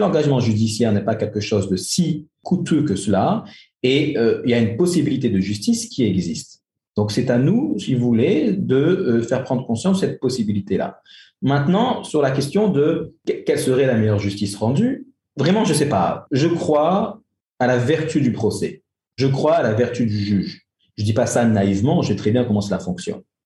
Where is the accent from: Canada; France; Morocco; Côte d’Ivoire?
France; moved away as an adult; now in Algeria; J'ai grandi en France je suis rentré en Algérie il y a une quinzaine d'années, mais j'ai grandi en France